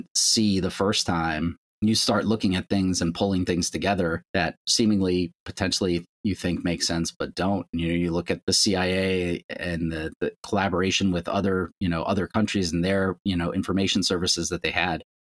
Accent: Long Island, New York, United States; I grew up on Long Island, was born there.

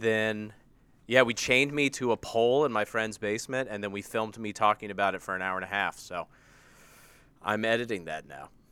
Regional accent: United States; accent: American

